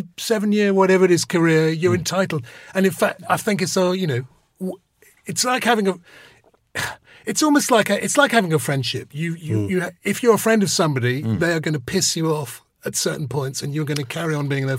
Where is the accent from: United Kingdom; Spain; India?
United Kingdom; London; When I was growing up, I come from Northwest London. I come from Golders Green